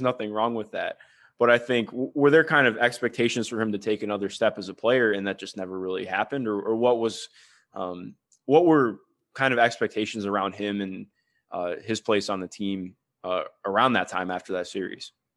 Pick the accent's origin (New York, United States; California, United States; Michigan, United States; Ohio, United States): Ohio, United States; Cleveland; I grew up in Cleveland